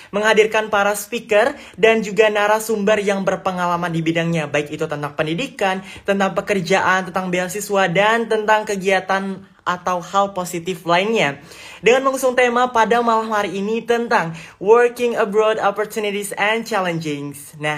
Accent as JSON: {"language": "Indonesian", "town": "Palembang", "region": "South Sumatra", "country": "Indonesia", "lives_now": "China", "said": "saya dari Palembang dan saat ini saya sedang menempuh pendidikan di Sandong Kejidashe."}